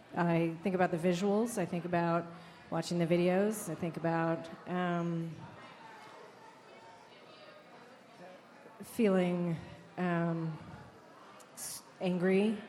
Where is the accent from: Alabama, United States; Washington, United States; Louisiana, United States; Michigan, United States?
Washington, United States; Seattle; Seattleite, 22 years